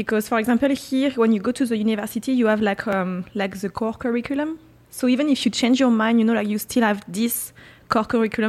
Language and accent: English; France; I'm from France.